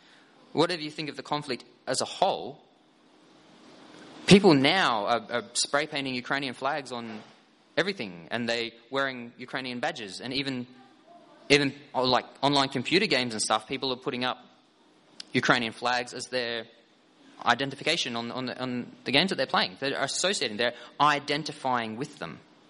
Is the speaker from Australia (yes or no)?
yes; Victoria, Australia; I identify as Aboriginal Torres Strait Islander. I identify as Aussie. I identify as a Gippslander or Tigers supporter.